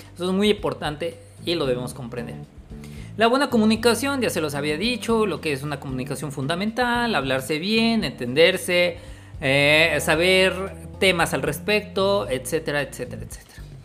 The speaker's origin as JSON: {"language": "Spanish", "country": "Mexico", "tie": "born or raised there", "said": "acá en México, en mi ciudad natal"}